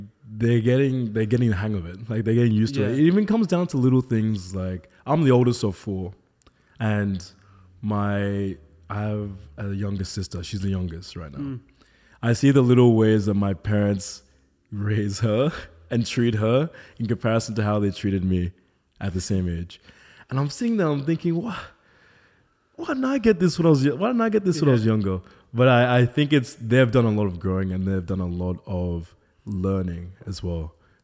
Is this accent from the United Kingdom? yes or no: no; Nigeria; Being a Nigerian, I was the only black kid at my school.